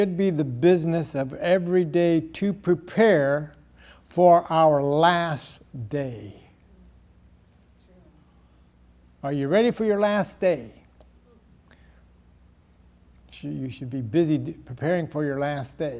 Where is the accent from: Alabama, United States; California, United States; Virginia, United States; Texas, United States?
California, United States; Salinas; moved away; I grew up in Salinas, California, up north a little bit